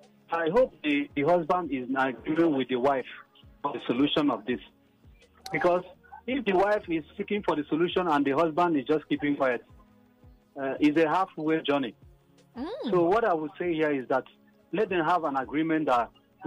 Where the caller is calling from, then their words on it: Lagos, Nigeria; I'm calling from Lagos Island.